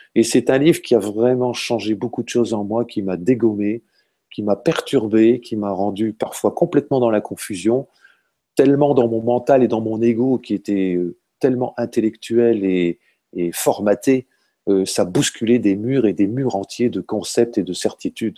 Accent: Hauts-de-France, France; je viens du nord de la France, hein, je suis un ch'ti

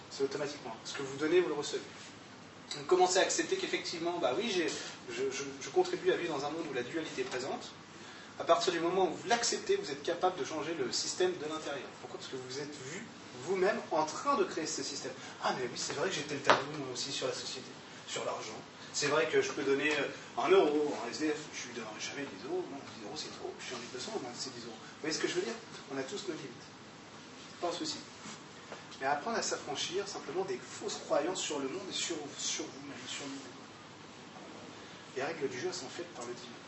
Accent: Grand Est, France; J'étais allemand, mais je suis alsacien.

